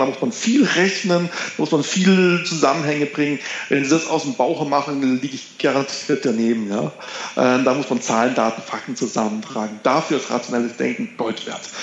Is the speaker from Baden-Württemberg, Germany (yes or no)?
yes; Konstanz, Baden-Württemberg, Germany; Ich komme vom See, haben Sie schon erwähnt, ich komme vom Bodensee aus Konstanz.